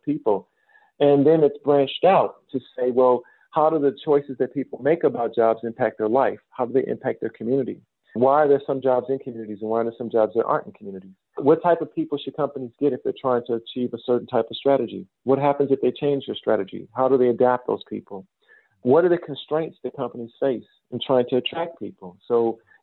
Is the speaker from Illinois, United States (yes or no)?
yes; Chicago, Illinois, United States; moved away as an adult; also born or lived in Australia / New Zealand; I'm originally from the south side of Chicago. That's home for me.